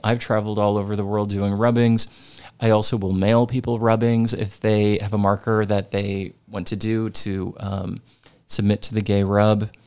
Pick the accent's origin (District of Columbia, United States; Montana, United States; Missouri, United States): Missouri, United States; St. Louis; I grew up in Saint Louis, Missouri, in the suburbs